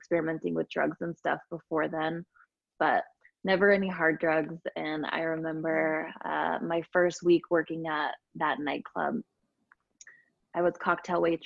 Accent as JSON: {"language": "English", "town": "Escondido", "region": "California", "country": "United States", "tie": "born or raised there", "also_born_or_lived": "Orange County, California / Sedona, Arizona / Atlanta, Georgia", "moved": "as an adult", "lives_now": "Utah, United States", "said": "I'm from California originally, it's called Escondido, California, which is Southern California, and grew up there"}